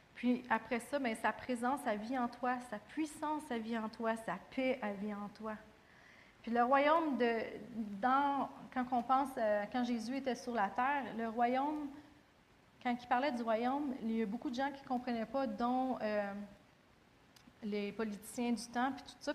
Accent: Quebec, Canada; en tant que Québécois

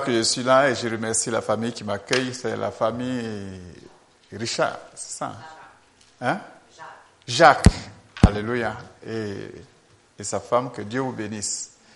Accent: Côte d’Ivoire; Je viens de la Côte d'Ivoire.

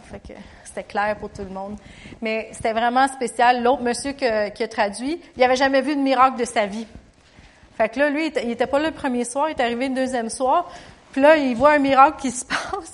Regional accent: Canada; je chantais l'hymne national du Canada parce que je suis canadienne

